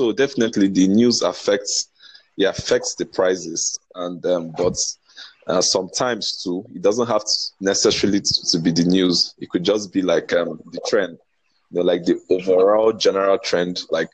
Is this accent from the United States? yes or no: no; Nigeria; I'm from Nigeria. I'm from Nigeria.